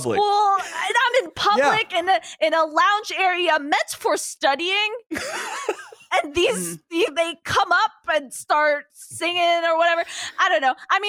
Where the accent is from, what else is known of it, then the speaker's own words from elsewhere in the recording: New York, United States; I'm from New York.